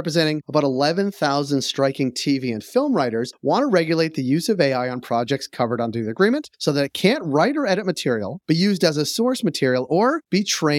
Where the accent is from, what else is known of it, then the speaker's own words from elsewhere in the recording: Boston, Massachusetts, United States; Yes, we said no to the crown long ago.